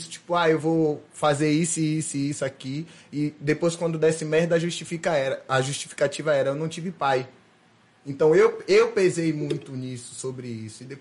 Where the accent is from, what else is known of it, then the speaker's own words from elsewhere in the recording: Aracaju, Sergipe, Brazil; Então eu fui criado em Aracaju com minha mãe saindo na capa do jornal do MST